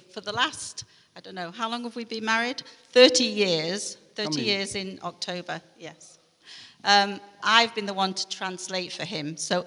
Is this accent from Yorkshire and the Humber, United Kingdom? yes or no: yes; Grimsby, Yorkshire and the Humber, United Kingdom; moved away as an adult; also born or lived in Macau; now in Manchester, United Kingdom; I'm from Grimsby, Grimsby, and in 1988, I went to Macau in China